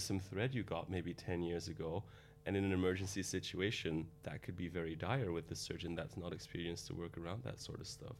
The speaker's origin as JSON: {"language": "English", "town": "Antwerp", "region": "Flanders", "country": "Belgium", "also_born_or_lived": "Rotterdam", "moved": "as an adult", "lives_now": "London, United Kingdom", "said": "I'm from Antwerp, Belgium"}